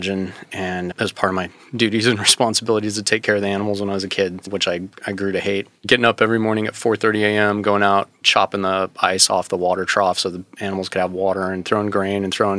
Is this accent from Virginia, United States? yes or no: no; Wyoming, United States; also born or lived in Los Angeles, California; we moved to Wyoming and I grew up in Wyoming.